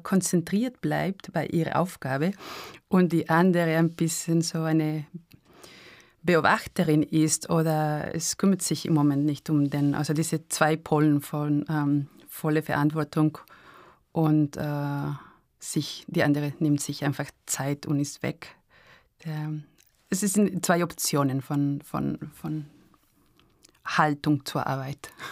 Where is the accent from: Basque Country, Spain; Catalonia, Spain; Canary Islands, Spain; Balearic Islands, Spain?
Basque Country, Spain; San Sebastián; German is a second language; also born or lived in Arnhem, Netherlands; now in Graz, Austria; ich bin aufgewachsen in San Sebastian, diese Stadt am Meer